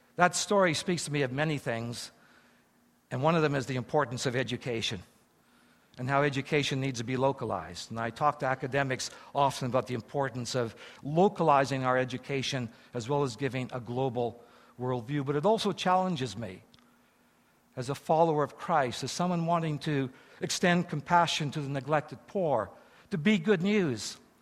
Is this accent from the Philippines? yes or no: no; Eston, Saskatchewan, Canada; now in Japan; I was born in Eston, Saskatchewan